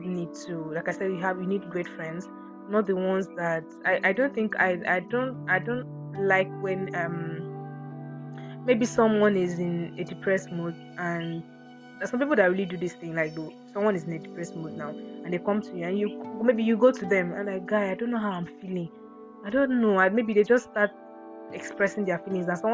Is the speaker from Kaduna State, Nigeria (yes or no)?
no; Akwa Ibom, Nigeria; I'm from Akwa Ibom. So if, yeah, and so what, I have the accent